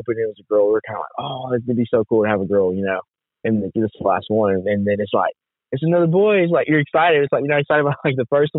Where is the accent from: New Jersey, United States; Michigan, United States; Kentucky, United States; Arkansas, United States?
Arkansas, United States; Camden; I'm actually from Arkansas, we're so close on the line. So I'm like 20 minutes from Louisiana.